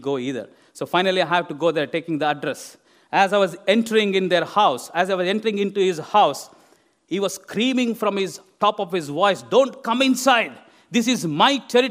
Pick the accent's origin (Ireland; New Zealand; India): India; moved away as an adult; now in England; where I come from India